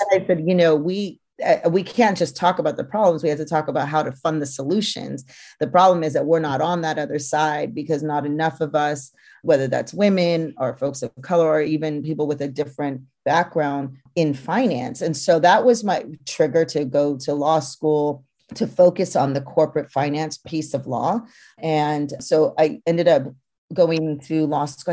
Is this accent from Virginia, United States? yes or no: no; Napa, California, United States; also born or lived in Brooklyn, New York; now in New York, United States; my experience growing up in Napa, being third generation